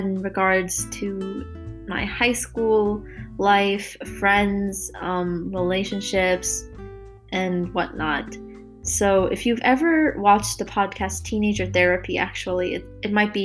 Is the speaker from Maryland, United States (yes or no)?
yes; Maryland, United States; I'm from Maryland, but I'll be moving to Pittsburgh soon to go to school at Carnegie Mellon University